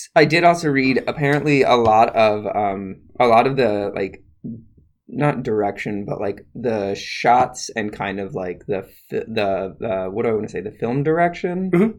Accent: Midwest, United States; I'm from the Midwest

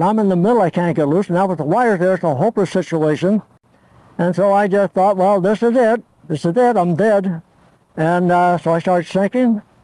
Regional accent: Torrance, California, United States; English is a second language; also born or lived in Olean, New York; I was born January 26, 1917 in Olean, New York. I moved to California for my health. I had pneumonia. and um, so ever since I was two years old, I lived in uh, Torrance, California, just south of LA, about 20 miles

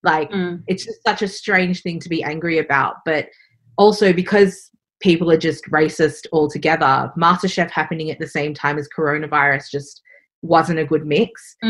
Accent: Australia; So being Singaporean Australian and also being a woman is, you know, two really hard things to do in a country like Australia

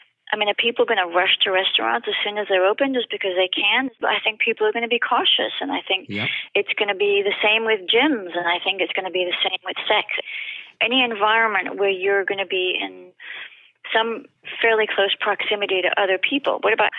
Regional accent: France; English is a second language; you can't tell from my accent, but I'm French.

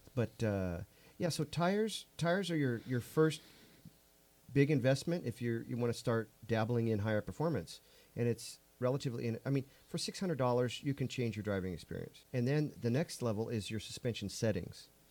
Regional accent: South Gate, California, United States; I grew up in Southgate

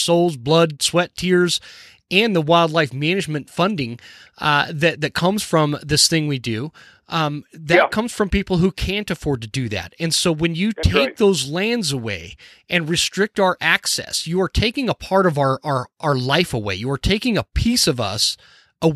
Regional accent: United States; I was born as an American

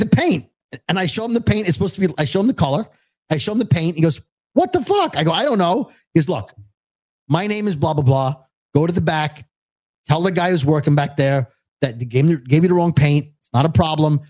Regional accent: New York City, New York, United States; that's how I speak. I'm from Brooklyn

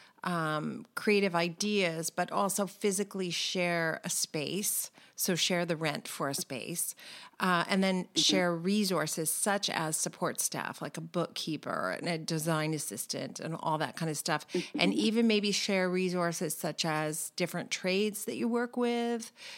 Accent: California, United States; We're both from California

